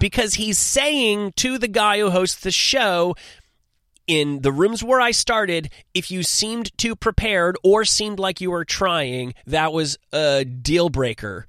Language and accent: English; New Jersey, United States; also born or lived in Manhattan, New York; I'm from New Jersey, but I went to high school in Manhattan